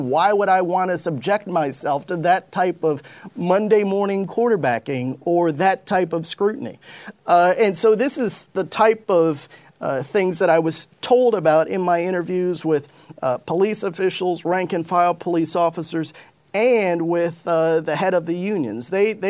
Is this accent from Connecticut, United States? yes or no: yes; Westport, Connecticut, United States; I grew up in Westport, Connecticut for the most part, which is a wealthy, predominantly white community.